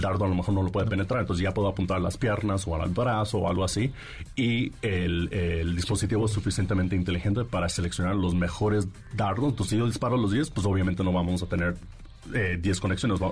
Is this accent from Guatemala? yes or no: no; Mexico; also born or lived in Washington, United States; me creí en México, de hecho este, hice toda la prepa un poco de la universidad aquí en México, entonces por eso hablo un poco medio chistoso